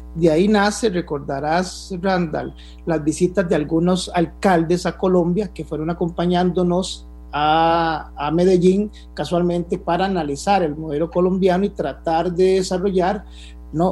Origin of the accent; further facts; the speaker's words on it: Costa Rica; como buen tico